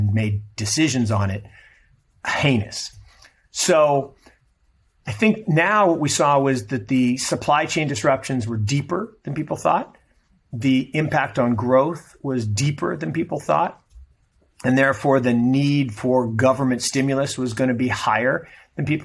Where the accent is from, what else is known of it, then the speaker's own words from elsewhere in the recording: United States; I'm an American and I'm not Chinese